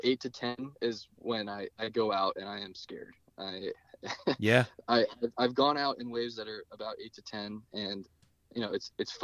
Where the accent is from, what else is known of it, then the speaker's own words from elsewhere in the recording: New Jersey, United States; moved away as an adult; now in Hawaii, United States; I grew up surfing in New Jersey